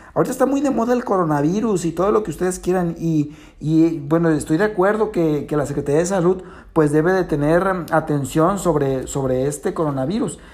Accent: Mexico; nosotros como mexicanos

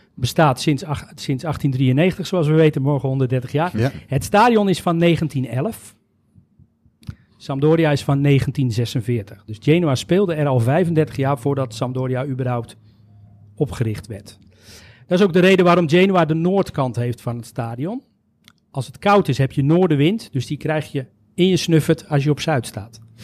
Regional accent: Netherlands; wij als Nederlanders

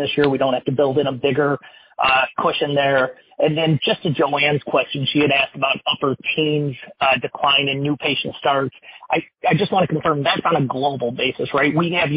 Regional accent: Peoria, Illinois, United States; Peoria, Illinois. It's near and dear to my heart and my hometown

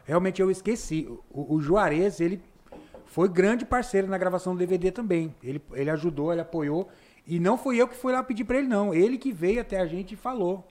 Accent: Rio Grande do Sul, Brazil; now in Rondonópolis, Brazil; Eu sou gaúcho

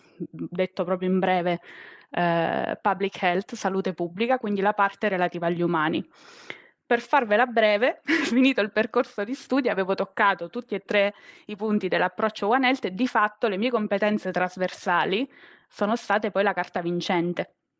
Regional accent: Teramo, Abruzzo, Italy; moved away as an adult; now in Rome, Italy; sono nata a Teramo, in Abruzzo

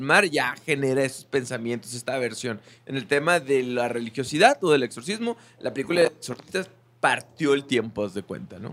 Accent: Mexico; nosotros en México, estando en, un país ultra religioso

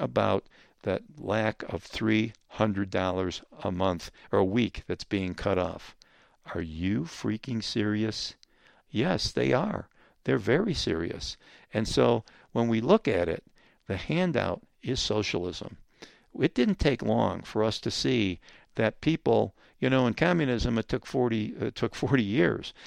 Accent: Rochester, New York, United States; I come from Rochester, New York

